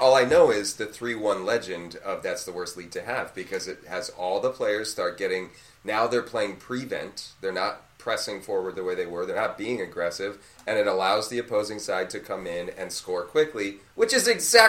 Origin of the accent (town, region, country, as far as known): United States